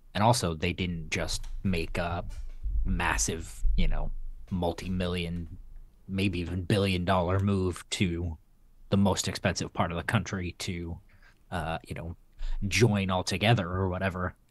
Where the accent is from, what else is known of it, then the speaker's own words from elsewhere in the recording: Texas, United States; in Texas, my, uh, my hometown shop